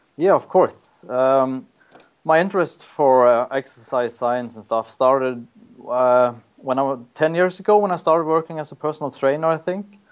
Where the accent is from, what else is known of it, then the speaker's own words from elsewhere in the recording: Norway; moved away as an adult; now in Auckland, New Zealand; I'm from Norway